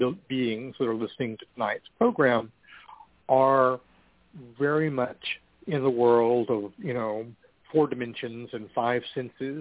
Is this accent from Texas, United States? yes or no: yes; Amarillo, Texas, United States; now in Austin, United States; my hometown of Amarillo